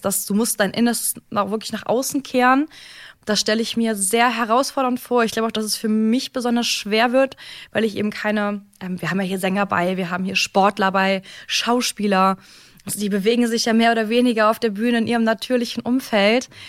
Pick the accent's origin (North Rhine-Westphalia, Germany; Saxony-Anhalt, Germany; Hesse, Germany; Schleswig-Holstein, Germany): North Rhine-Westphalia, Germany; Cologne; Ich komme ja ursprünglich ähm, auch hier aus, bin ja ursprünglich auch Kölnerin von Herzen überzeugte Rheinländerin.